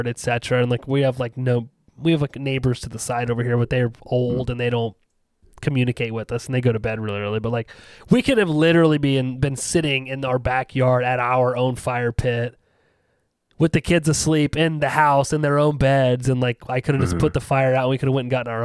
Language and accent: English; Ohio, United States; I'm an Ohio Canadian